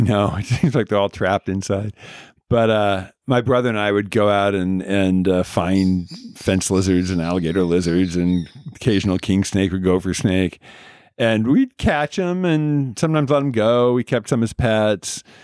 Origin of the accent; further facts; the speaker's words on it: Southern California, United States; also born or lived in Oregon / Arizona; Grew up in Southern California